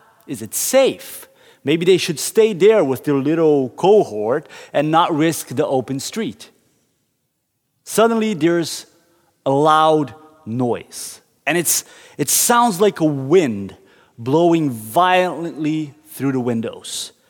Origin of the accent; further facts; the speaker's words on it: Curitiba, Paraná, Brazil; We were driving through downtown Curitiba, the city I grew up in Brazil.